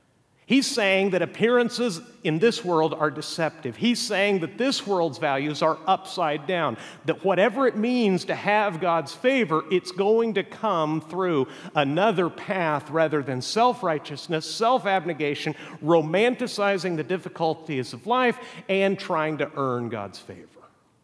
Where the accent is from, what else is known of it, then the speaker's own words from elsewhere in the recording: Mexico; English is a second language; I can tell you also from growing up in Mexico, the definition of a third world country is that there's oftentimes great wealth living right next to stark poverty.